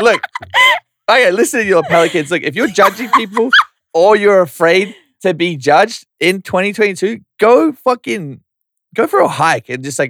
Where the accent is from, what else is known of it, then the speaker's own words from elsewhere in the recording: Yeppoon, Queensland, Australia; I'm from Yeppoon. Central Queensland. Look it up. We're trying to put it on the map.